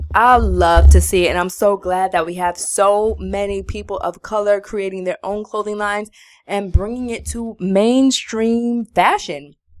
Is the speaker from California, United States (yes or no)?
no; New York, United States; we're from New York